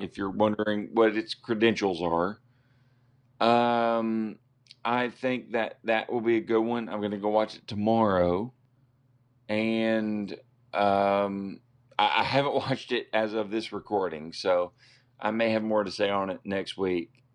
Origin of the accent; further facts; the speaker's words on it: Arkansas, United States; we're from Arkansas